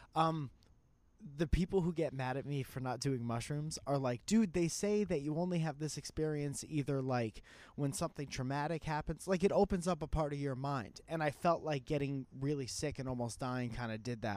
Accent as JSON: {"language": "English", "region": "Connecticut", "country": "United States", "said": "I was a musician from Connecticut"}